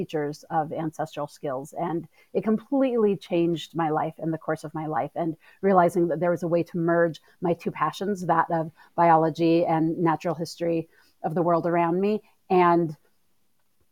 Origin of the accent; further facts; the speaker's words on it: Northeastern California, United States; I grew up in Northeastern California